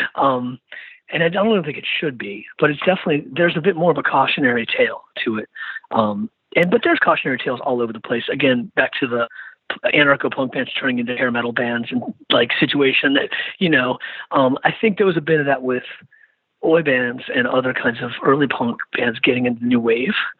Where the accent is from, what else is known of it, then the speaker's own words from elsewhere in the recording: Richmond, Virginia, United States; I think about my hometown, I think about Richmond and the monuments